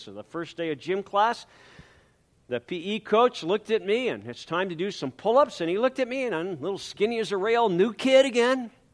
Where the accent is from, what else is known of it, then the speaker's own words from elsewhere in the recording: San Pedro, California, United States; also born or lived in Coronado, California / Newport, Rhode Island; then we moved again this time back to California, to San Pedro, California, where I continued school and I entered third grade.